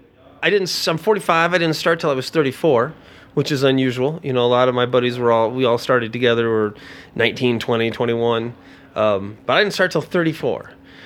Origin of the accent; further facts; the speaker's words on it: Indiana, United States; also born or lived in Florida; So I was from Indiana, but I'm a Florida boy.